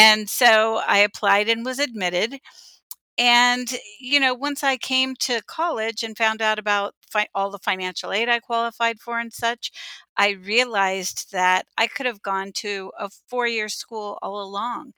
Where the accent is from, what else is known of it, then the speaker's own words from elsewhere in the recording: San Diego, California, United States; also born or lived in Santa Barbara, California; I grew up in San Diego, California, first generation student